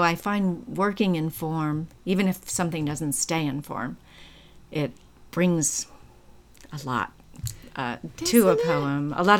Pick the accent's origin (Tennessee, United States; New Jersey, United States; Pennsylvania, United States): New Jersey, United States; Trenton; I grew up in Trenton, New Jersey.